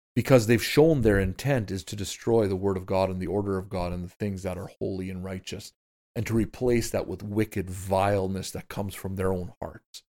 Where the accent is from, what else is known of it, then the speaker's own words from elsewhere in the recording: Canada; in our nation and in our province